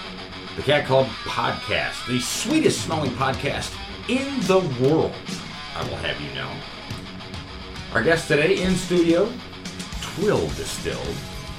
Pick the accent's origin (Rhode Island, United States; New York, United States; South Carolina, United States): New York, United States; now in Columbus, United States; Well, I mean, I'm from New York.